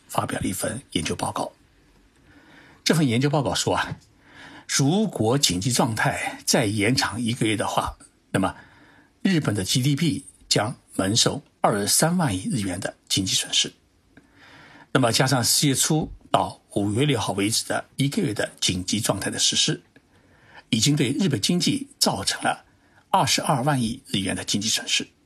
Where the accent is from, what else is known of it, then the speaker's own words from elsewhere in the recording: China; now in Japan; 我们中国人